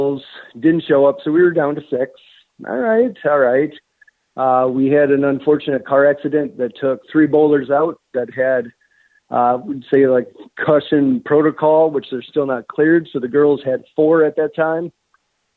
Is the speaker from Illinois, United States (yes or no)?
no; Dubuque, Iowa, United States; growing up in Dubuque